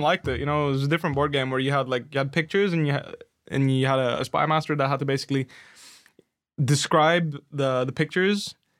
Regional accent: Netherlands; accent: Dutch; English is a second language; because I learned English doing that. So I wasn't very good at it back then. I had a really like thick Dutch accent back then.

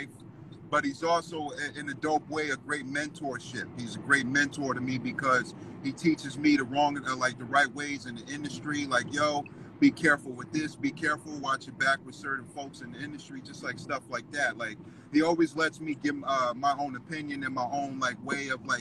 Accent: Los Angeles, California, United States; also born or lived in Orange County, California; I'm from Southern California, I'm from LA, but there was a time I lived in OC

